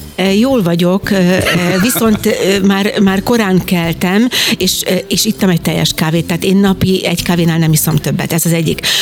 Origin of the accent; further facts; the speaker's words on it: Jászberény, Jász-Nagykun-Szolnok, Hungary; Én Jászberényben születtem